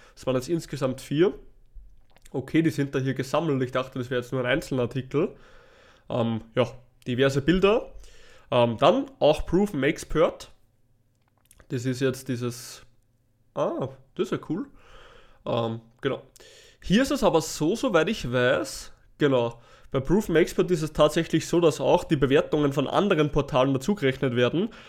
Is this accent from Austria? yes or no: yes; Natternbach, Upper Austria, Austria; bei uns in Nattenbach, also in meinem Heimatort